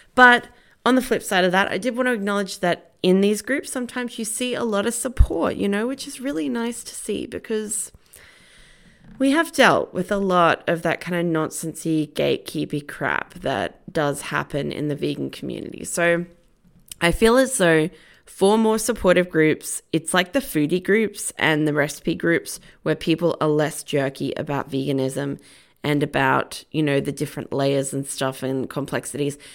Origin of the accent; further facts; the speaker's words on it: Australia; I am Australian